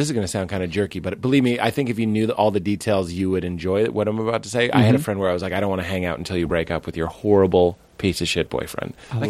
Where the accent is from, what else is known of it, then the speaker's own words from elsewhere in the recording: Boston, Massachusetts, United States; moved away as an adult; also born or lived in Chicago; I lived in Chicago. I'm from Boston. And I lived in Chicago for 3 years.